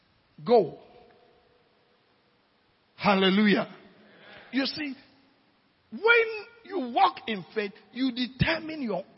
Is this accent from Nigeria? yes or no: yes; Nigeria; now in Ghana; When I came from Nigeria, I have no money even for trotro. I used to live at Fadama.